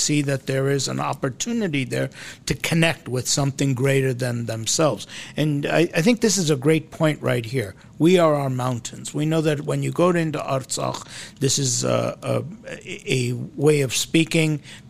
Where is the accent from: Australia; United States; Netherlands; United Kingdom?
United States; as an American sitting here in America